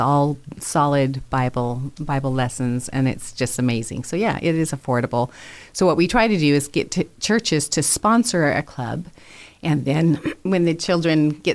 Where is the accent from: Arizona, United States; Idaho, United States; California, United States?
Idaho, United States; Caldwell; moved away; I grew up here in Caldwell. So yes, this is my home, but it's been a long time